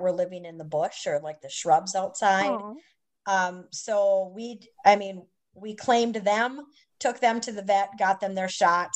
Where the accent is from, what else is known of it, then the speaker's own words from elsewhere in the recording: Minnesota, United States; moved away as an adult; also born or lived in Wisconsin / New York; now in Mississippi, United States; I live in Mississippi. I'm from Minnesota